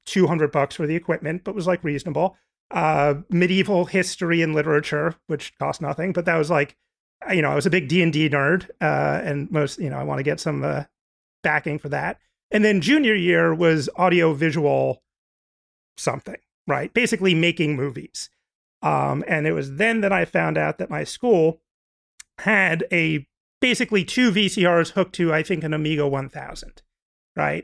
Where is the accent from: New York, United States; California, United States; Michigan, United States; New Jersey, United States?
New Jersey, United States; I'm from New Jersey